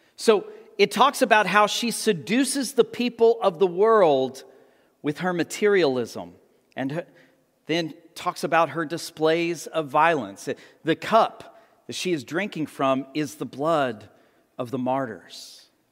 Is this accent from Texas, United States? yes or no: yes; Amarillo, Texas, United States; I grew up in the Texas Panhandle around Amarillo